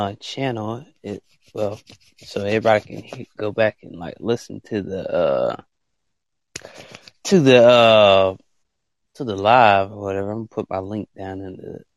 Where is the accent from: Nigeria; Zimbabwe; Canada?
Nigeria; I am from Africa, Nigeria.